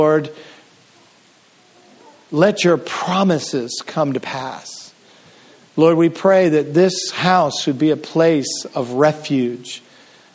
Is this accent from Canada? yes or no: yes; Canada; I'm from Canada